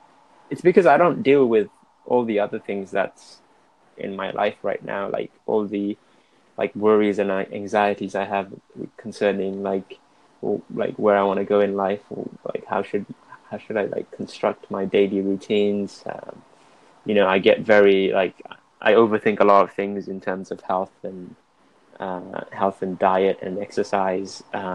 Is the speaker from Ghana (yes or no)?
no; Cardiff, Wales, United Kingdom; I'm from Wales, Cardiff.